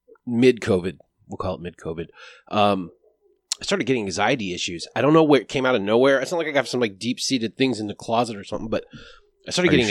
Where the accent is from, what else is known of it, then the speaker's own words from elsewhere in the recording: Alaska, United States; we're both from Alaska, man.